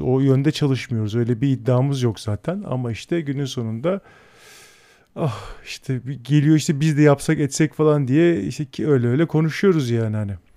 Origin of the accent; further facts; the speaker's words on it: Istanbul, Turkey; burada doğdum büyüdüm. Ben buralıyım